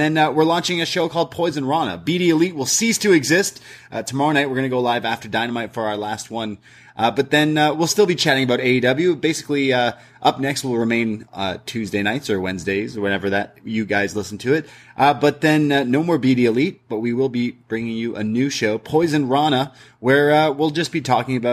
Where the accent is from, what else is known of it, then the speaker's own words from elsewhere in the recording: Canada; I'm Canadian. We don't learn a lot of American history in schools growing up, because we learn about Canadian history.